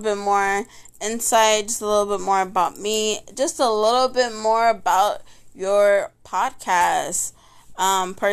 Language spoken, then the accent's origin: English; Texas, United States; I was born and raised here in Texas